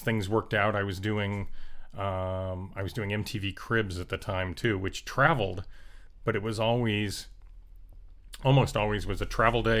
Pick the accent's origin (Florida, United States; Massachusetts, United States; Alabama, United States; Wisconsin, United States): Florida, United States; South; moved away as an adult; also born or lived in Colorado / Ohio / Orlando; So I grew up in South Florida, and then I went off to school at University of Colorado and Ohio State.